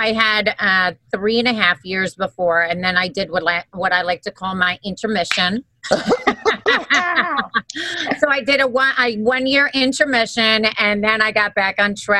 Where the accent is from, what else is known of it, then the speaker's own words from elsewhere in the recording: Wisconsin, United States; also born or lived in New York; I'm originally from Wisconsin.